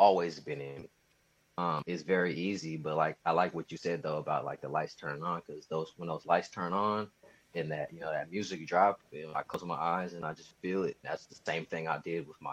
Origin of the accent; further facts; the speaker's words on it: Sacramento, California, United States; also born or lived in Hayward, California; I'm a kid from Sacramento, California